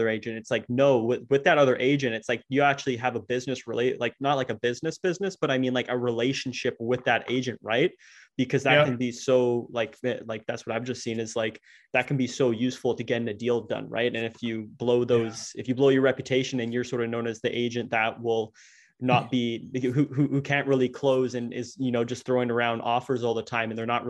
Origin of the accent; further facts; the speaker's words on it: Ottawa, Ontario, Canada; I'm from Ottawa, Canada